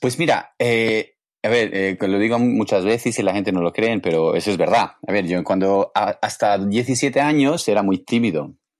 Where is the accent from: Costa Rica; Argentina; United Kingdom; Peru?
United Kingdom; England; Spanish is a second language; moved away as an adult; now in Barcelona, Spain; yo vengo de Inglaterra